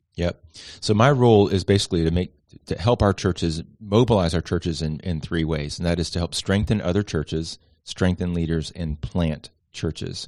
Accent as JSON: {"language": "English", "town": "Miami", "region": "Florida", "country": "United States", "also_born_or_lived": "Atlanta, Georgia", "moved": "yes", "lives_now": "Charleston, United States", "said": "Originally from Miami, Florida"}